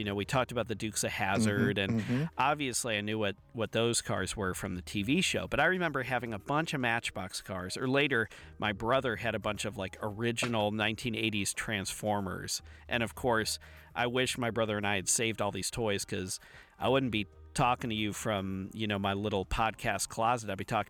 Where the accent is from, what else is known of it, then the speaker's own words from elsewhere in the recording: Midwest, United States; the reason I did is because growing up in the Midwest